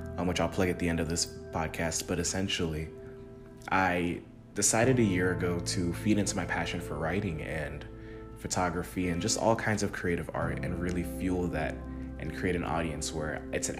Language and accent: English; Jamaica; also born or lived in United States; now in Tennessee, United States; I'm from Jamaica. I was born there and raised there. I moved to the United States when I was young.